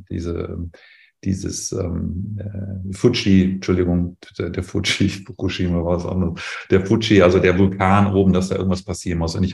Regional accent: North Rhine-Westphalia, Germany; Also ich komme ja selber persönlich aus dem Sauerland ähm, da ist die im Prinzip dank des Borkenkäfers ähm, komplett weg.

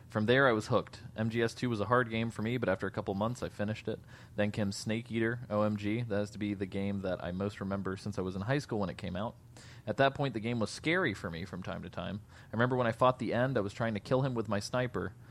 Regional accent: Mexico; The first time I saw uh, Metal Gear Solid was in my hometown in Mexico. My big brother had bought it

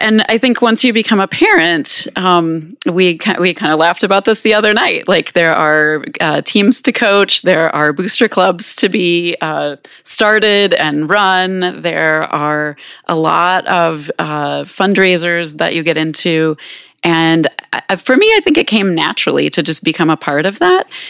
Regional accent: Manhattan, Kansas, United States; moved away as an adult; now in Minneapolis, United States; I grew up here in Manhattan

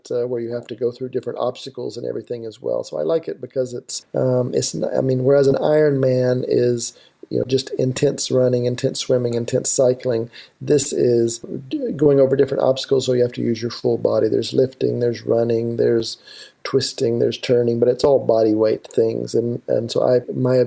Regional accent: Alabama, United States; moved away as an adult; also born or lived in Hong Kong; I'm originally from Alabama. I grew up on a cattle farm there, and all my family still lives in Alabama

